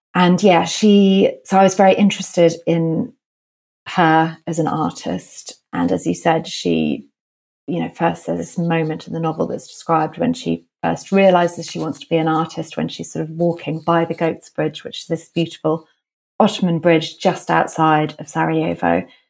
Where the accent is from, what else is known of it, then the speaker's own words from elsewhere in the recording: London, United Kingdom; I grew up in London